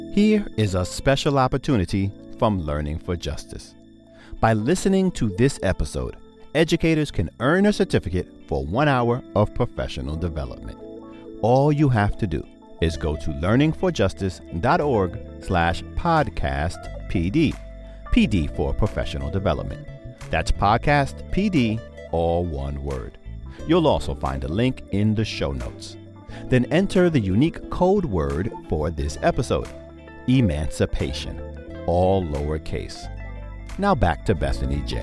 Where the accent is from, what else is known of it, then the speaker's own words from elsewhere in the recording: New York City, New York, United States; a group of black teenagers growing up in New York City